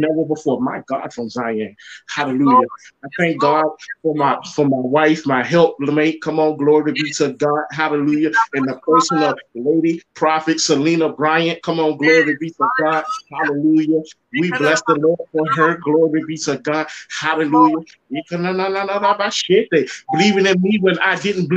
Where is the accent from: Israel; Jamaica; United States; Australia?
Jamaica; When I grew up in Jamaica